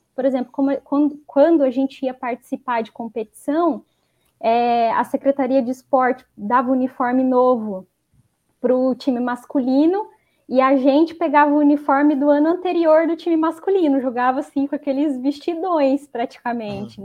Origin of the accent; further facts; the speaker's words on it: Maringá, Paraná, Brazil; sou de Maringá, no Paraná